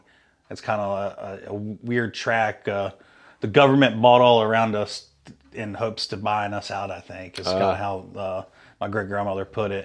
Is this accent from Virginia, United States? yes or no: yes; Virginia, United States; Yeah. So, you know, we grew up on the Shenandoah River. We're on the South Fork of that.